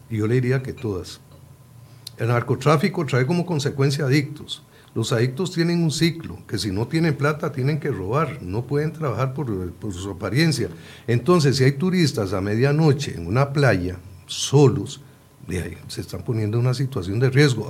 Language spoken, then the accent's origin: Spanish; Puntarenas, Costa Rica; Yo soy de Punta Arenas